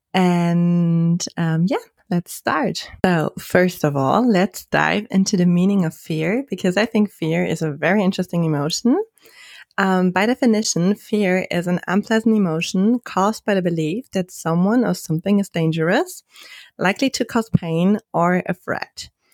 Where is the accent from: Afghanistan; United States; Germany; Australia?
Germany; I'm from Germany